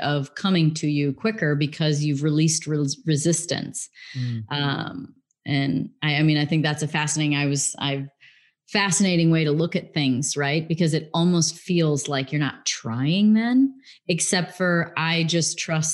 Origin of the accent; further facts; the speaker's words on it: Illinois, United States; also born or lived in England; I grew up in the Midwest in Illinois, in America. And then I went to England when I was 16 for 3 years, came back when I was 19